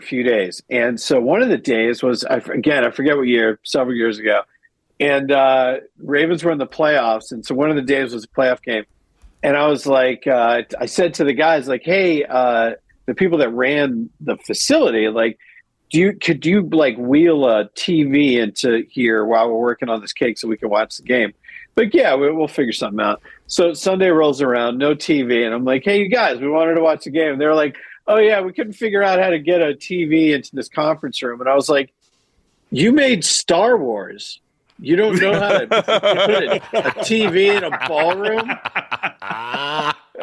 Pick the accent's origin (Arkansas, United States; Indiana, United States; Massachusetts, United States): Massachusetts, United States; moved away as an adult; also born or lived in Detroit / Baltimore; I grew up in Massachusetts, and I was a Patriots fan